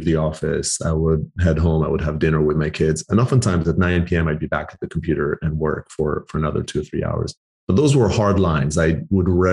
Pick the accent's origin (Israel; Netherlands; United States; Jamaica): Israel; moved away as an adult; also born or lived in Canada / Argentina (heritage); now in United Kingdom; I'm Argentinian heritage, born and raised in Israel, lived a decade in Canada, and now live in the UK